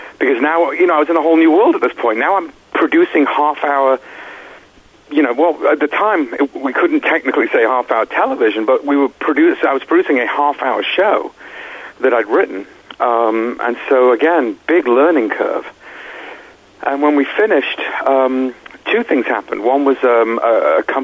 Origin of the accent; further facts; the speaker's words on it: Manchester, North West England, United Kingdom; also born or lived in Florida; now in Los Angeles, United States; I'm from England. I'm come from Manchester. Moved to Florida, which is not fun. But I've been in L.A. for a while